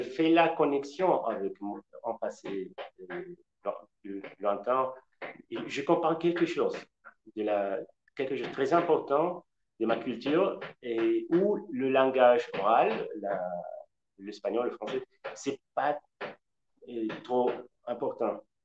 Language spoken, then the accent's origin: French; west-central Mexico, Mexico; French is a second language; moved away; je suis originaire du centre-ouest du Mexique